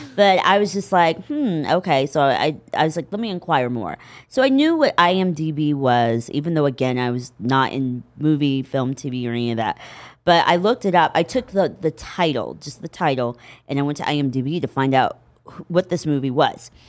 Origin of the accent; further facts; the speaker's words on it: Indianapolis, Indiana, United States; moved away as an adult; now in Los Angeles, United States; I was raised in Indianapolis